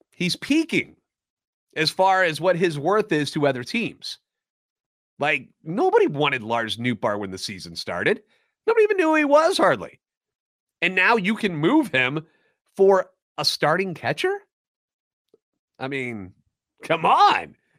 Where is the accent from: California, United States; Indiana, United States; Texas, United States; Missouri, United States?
Missouri, United States; St. Louis; Born and raised in Saint Louis and a lifetime Cardinals fan